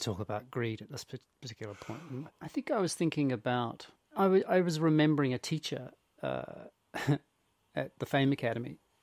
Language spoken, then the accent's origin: English; England, United Kingdom; accent: English; a brutally English Italian accent